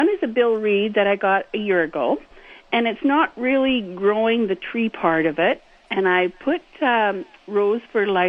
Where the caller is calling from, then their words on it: Winnipeg, Manitoba, Canada; From Winnipeg.